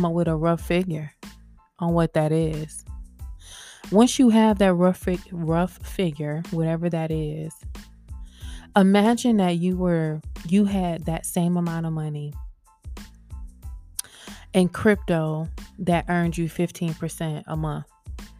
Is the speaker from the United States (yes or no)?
yes; the South, United States; accent: southern; I'm from the South and sometimes my T's and TH's and all that stuff, they kind of get left off